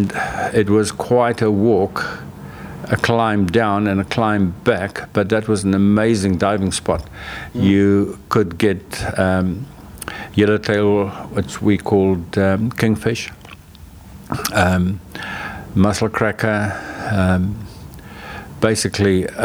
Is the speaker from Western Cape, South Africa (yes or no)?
yes; Cape Town, Western Cape, South Africa; moved away as an adult; now in Oamaru, New Zealand; I grew up in Cape Town